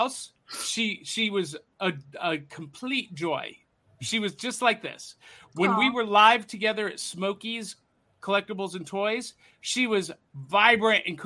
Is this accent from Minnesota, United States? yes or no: no; Cleveland, Ohio, United States; When I was growing up in Cleveland, Channel 43, we had Superhost